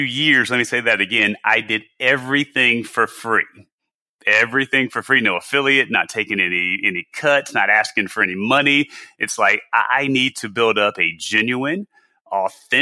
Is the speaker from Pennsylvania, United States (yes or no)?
no; South Carolina, United States; moved away; I'm from South Carolina originally.